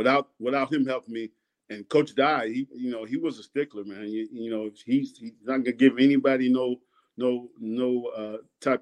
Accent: New York, United States; moved away; also born or lived in Sanford, Florida; I'm from New York, so they think I'm a New York boy

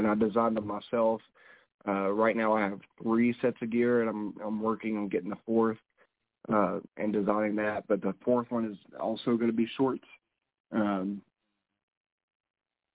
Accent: the South, United States; I'm from the South

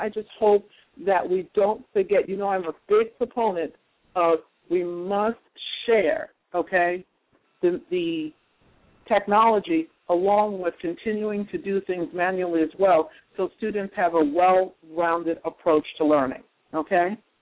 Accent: Jersey City, New Jersey, United States; my hometown, Jersey City

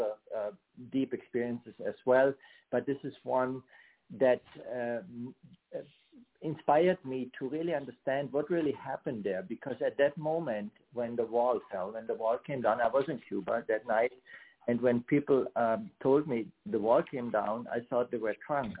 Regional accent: Germany; moved away as an adult; now in United States; I grew up in Germany on the western side

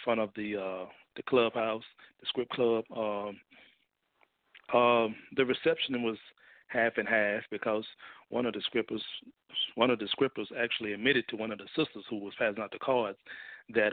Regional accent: Mississippi, United States; now in Fort Worth, United States; I'm originally from Mississippi

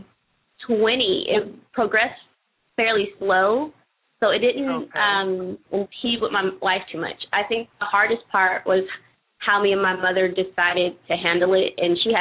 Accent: the Valley of California, United States; now in Washington, D.C., United States; I grew up in the Valley of California

